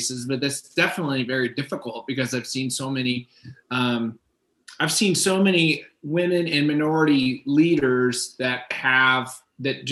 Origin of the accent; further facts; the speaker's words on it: Miami, Florida, United States; moved away as an adult; I grew up in Miami, Florida. So I grew up in a very multicultural area